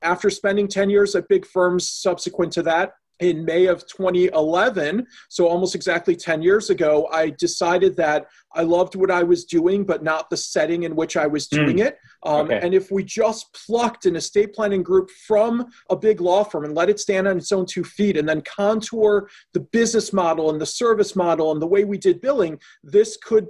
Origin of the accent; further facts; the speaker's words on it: Chicago, Illinois, United States; moved away as an adult; also born or lived in Boston; now in Milwaukee, United States; I grew up in Chicago, went to law school in Boston, and then in 2001 graduated and came to Milwaukee